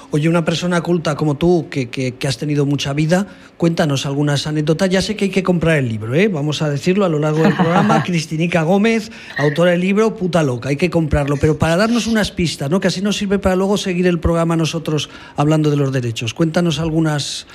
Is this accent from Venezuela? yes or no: no; Aragon, Spain